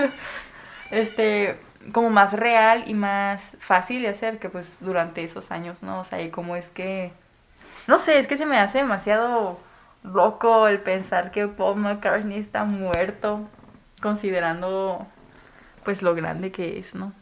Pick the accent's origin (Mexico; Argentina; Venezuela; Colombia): Mexico; Chihuahua; Soy de Chihuahua